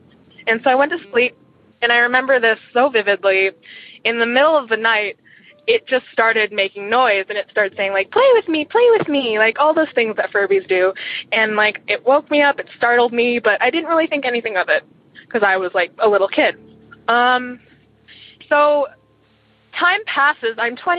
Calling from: Eugene, Oregon, United States; I'm calling from Eugene, Oregon.

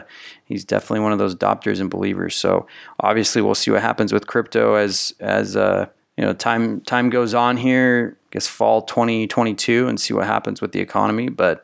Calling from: Philippines; English is a second language; I'm from the Philippines and my family never talk about money.

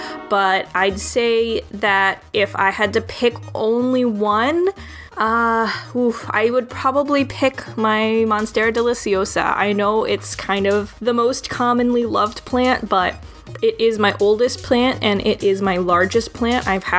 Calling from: Chicago, Illinois, United States; I'm a listener from Chicago here in the U.S.

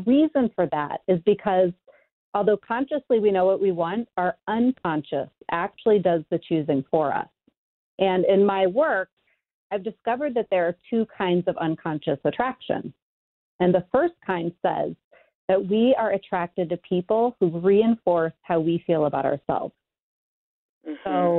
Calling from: Chicago, Illinois, United States; I am in Chicago. Warm and sunny.

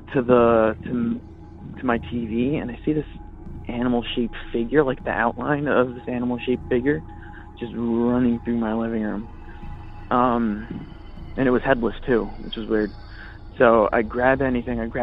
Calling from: Redondo Beach, California, United States; I'm calling from Redondo Beach

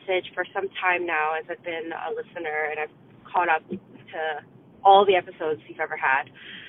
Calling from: Vancouver, British Columbia, Canada; I'm calling from Vancouver.

